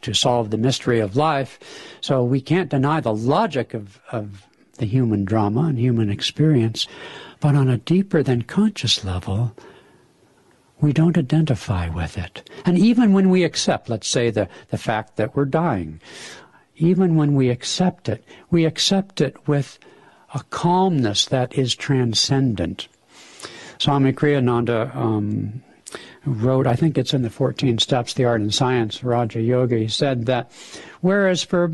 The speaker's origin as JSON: {"language": "English", "region": "California", "country": "United States", "moved": "yes", "lives_now": "Seattle, United States", "said": "Being from California originally"}